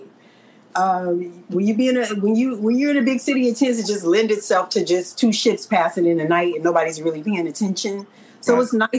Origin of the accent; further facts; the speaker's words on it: Los Angeles, California, United States; moved away as an adult; also born or lived in Gardena, California; now in Chicago, United States; I'm from South Central Los Angeles